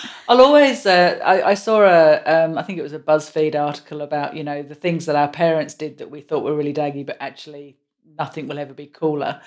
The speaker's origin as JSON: {"language": "English", "region": "England", "country": "United Kingdom", "moved": "yes", "said": "I'm so English"}